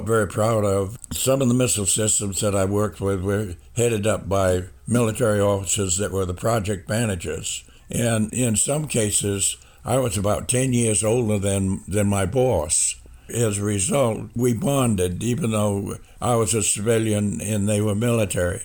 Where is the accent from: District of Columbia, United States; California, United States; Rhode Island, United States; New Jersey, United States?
Rhode Island, United States; moved away as an adult; also born or lived in Florida / Huntsville, Alabama; My home is in Rhode Island. I enlisted in Boston, which was just 50 miles from my home